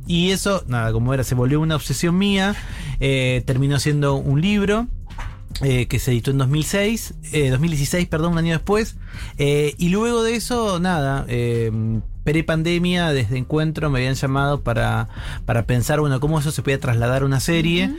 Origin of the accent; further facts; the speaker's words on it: Buenos Aires Province, Argentina; yo soy provincia de Buenos Aires y tengo un claro recuerdo de mi secundario